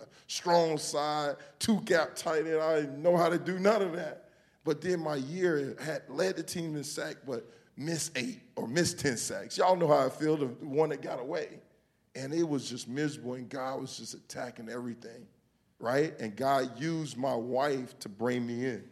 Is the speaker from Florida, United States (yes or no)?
yes; Homestead, Florida, United States; growing up in Homestead, Florida